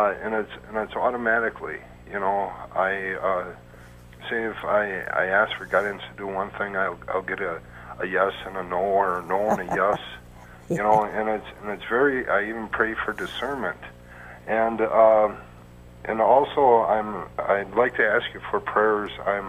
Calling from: Wisconsin, United States

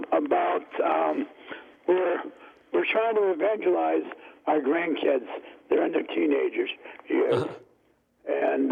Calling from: New Hampshire, United States; From New Hampshire.

